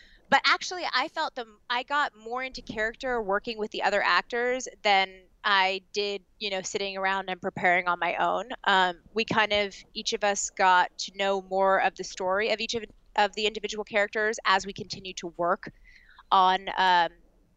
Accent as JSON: {"language": "English", "region": "Southern California", "country": "United States", "said": "I'm from Southern California"}